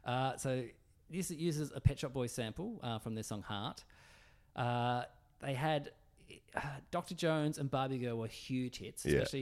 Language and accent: English; Tasmania, Australia; So I'm from Tassie.